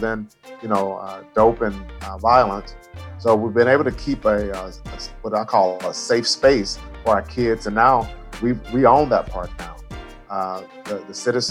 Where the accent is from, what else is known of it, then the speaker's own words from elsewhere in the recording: Longview, Texas, United States; now in Hawthorne, United States; I grew up in East Texas, a place called Longview